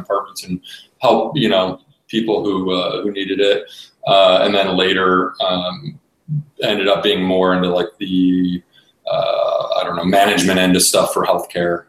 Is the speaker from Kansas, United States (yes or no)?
no; Cleveland, Ohio, United States; born and raised in Cleveland, Ohio.